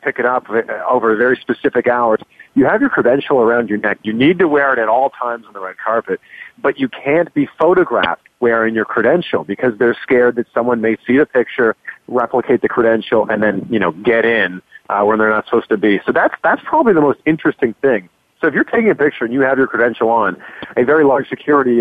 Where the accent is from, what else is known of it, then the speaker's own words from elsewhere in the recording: just outside of Toronto, Ontario, Canada; moved away as an adult; also born or lived in Vancouver / Cleveland, United States; now in Miami, United States; I was born and raised just outside of Toronto, so I am a Canadian.